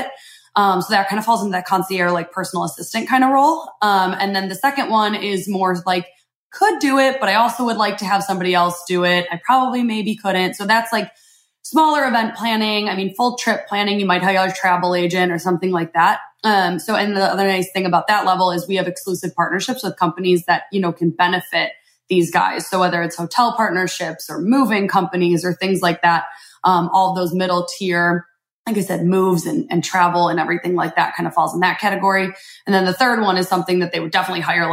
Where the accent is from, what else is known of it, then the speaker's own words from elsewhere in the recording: Chicago, Illinois, United States; moved away; I'm from Chicago originally